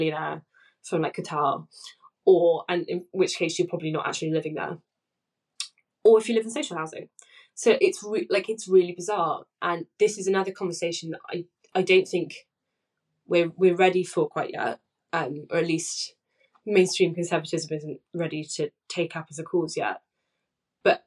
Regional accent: Essex, East of England, United Kingdom; I grew up in Essex

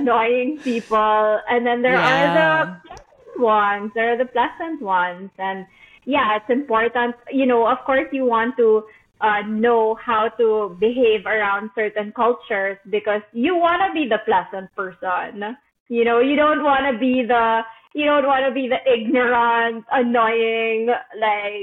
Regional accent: Philippines; moved away as an adult; also born or lived in Doha, Qatar; living abroad actually made me so much more proud to be a Filipino

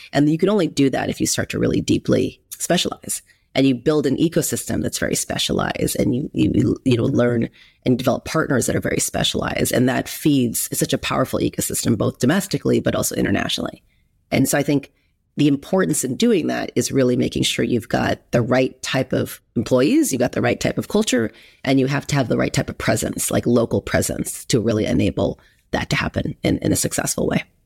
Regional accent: Huntington Beach, California, United States; also born or lived in Berkeley; I grew up in Huntington Beach, so I'm a California person through and through, Southern California.

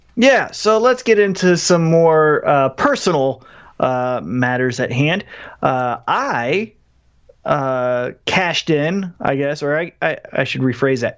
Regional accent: Independence, Missouri, United States; I'm from Independence

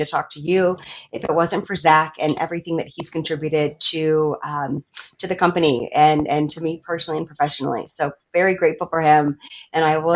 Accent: Virginia, United States; moved away; also born or lived in Minneapolis, Minnesota; I moved from Minneapolis back to my home state of Virginia

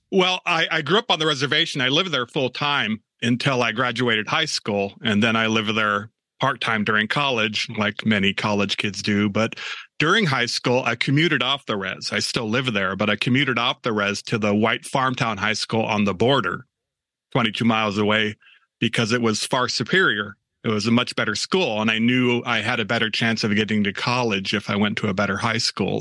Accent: Eastern Washington State, United States; moved away; once I started leaving the confines of Eastern Washington State

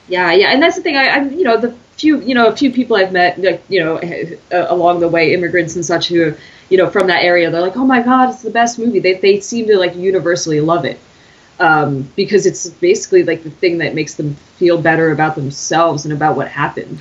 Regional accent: United States; as an American

